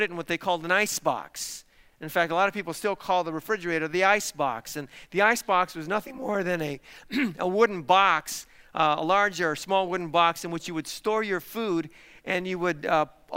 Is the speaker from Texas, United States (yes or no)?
yes; Isleta, Texas, United States; I was born in Isleta, Texas. Now, my parents actually didn't live in Isleta. They lived about 90 miles away in a city called Del City